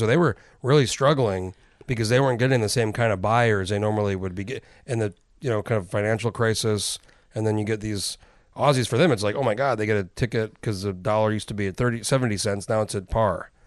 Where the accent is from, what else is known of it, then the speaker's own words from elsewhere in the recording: New Mexico, United States; moved away; I grew up in New Mexico